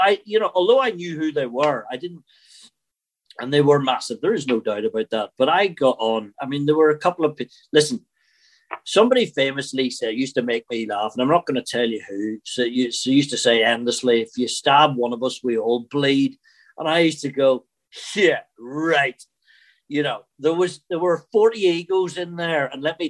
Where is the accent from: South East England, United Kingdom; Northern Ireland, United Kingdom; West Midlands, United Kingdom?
Northern Ireland, United Kingdom; Belfast; accent: Northern Irish; moved away; also born or lived in Scotland; Growing up in Belfast